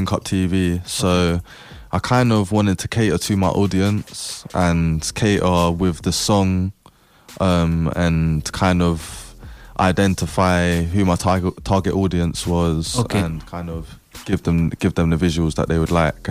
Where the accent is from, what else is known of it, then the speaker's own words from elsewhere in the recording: London, United Kingdom; I'm not even from West London. I'm from North London